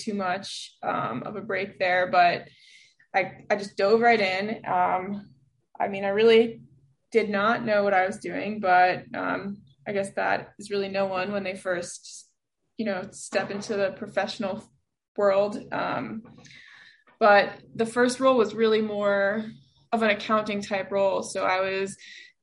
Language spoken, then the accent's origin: English; New York City, New York, United States; I am a born and bred New Yorker. I grew up on the Upper West Side of Manhattan